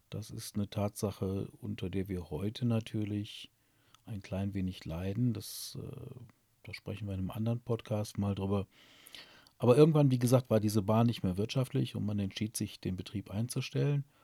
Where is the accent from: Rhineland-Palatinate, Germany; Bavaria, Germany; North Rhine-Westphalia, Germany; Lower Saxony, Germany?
North Rhine-Westphalia, Germany; Burscheid; Mein Burscheid liebe ich, weil hier meine Heimat ist.